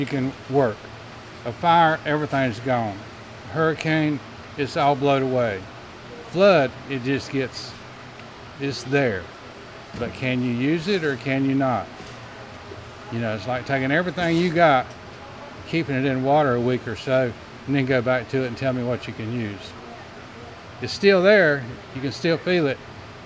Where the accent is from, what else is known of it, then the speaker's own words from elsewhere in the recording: Charlotte, North Carolina, United States; moved away as an adult; now in Grifton, United States; I'm from Charlotte, general contractor by trade